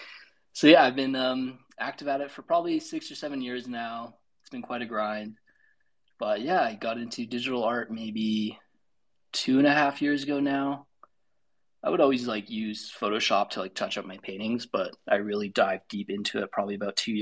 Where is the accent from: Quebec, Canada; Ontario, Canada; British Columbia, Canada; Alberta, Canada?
Alberta, Canada; Calgary; I'm from Calgary, Alberta, Canada, and we're known for cows